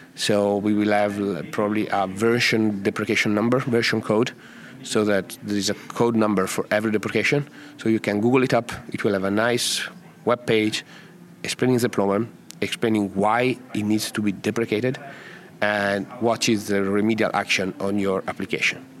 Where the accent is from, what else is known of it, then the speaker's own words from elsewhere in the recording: Italy; English is a second language; I come from Italy. If you haven't guessed from the from the accent